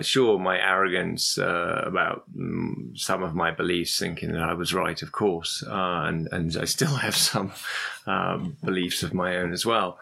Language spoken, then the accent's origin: English; London, United Kingdom; also born or lived in Algeria; I lived in Algeria as a kid, and we always went traveling. And I was fascinated by, even though I'm from London originally